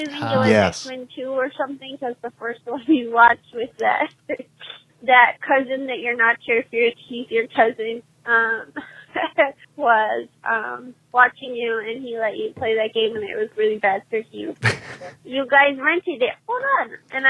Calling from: California, United States; I'm from California

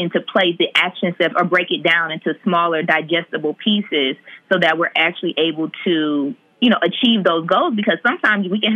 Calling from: Atlanta, Georgia, United States; I'm calling from Atlanta

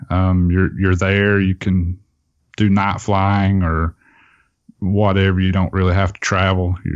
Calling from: Tennessee, United States; Uh, I'm in East Tennessee. Okay. Um, near Knoxville area.

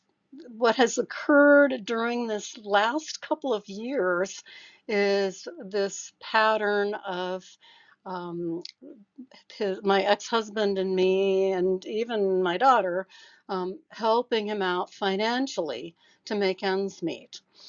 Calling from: Seattle, Washington, United States; So my background, I'm speaking from Seattle.

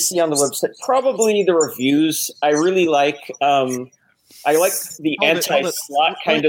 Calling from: Los Angeles, California, United States; Hey, I'm from Los Angeles, California.

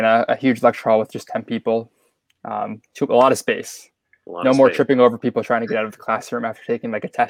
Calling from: Bloomington, Indiana, United States; I'm calling from Bloomington, Indiana. If you don't know where Bloomington is, it's about an hour and a half south of Indianapolis.

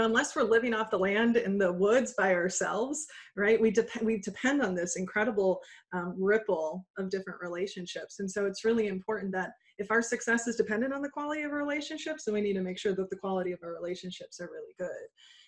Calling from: Des Moines, Iowa, United States; I am calling in from Des Moines, Iowa. So middle of the United States.

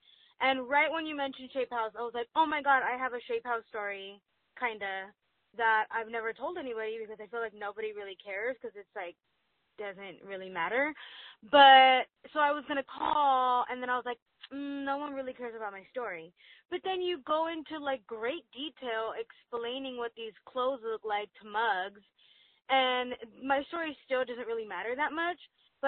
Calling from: Duarte, California, United States; I'm calling from Duarte, California.

